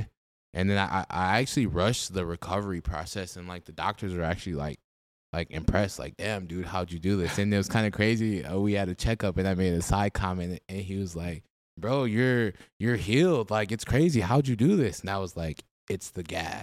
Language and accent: English; Minneapolis, Minnesota, United States; I grew up on like the 39th and 13th area, so I guess Bancroft area